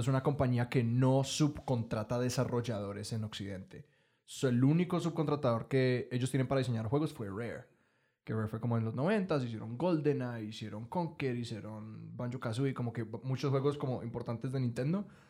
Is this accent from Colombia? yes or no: yes; Colombia